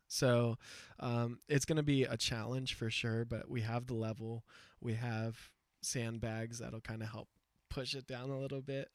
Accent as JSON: {"language": "English", "country": "United States", "said": "as an American, like an English speaker"}